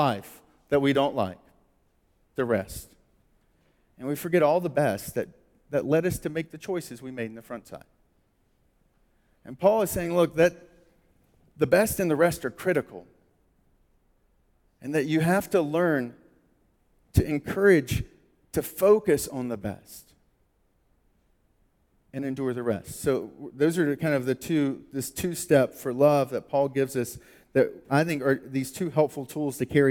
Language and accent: English; United States